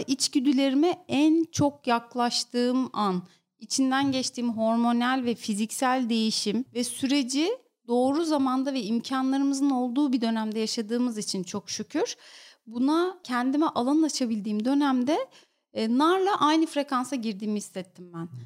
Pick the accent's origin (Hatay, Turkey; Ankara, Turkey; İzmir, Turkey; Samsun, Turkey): Hatay, Turkey; İskenderun; moved away as an adult; now in Istanbul, Turkey; Ben İskenderunluyum. Üniversiteyle birlikte İstanbul'a geldim.